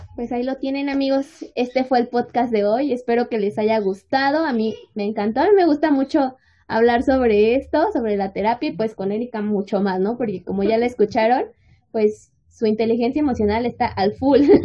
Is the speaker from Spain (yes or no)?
no; State of Mexico, Mexico; nosotros somos de México, en específico del Estado de México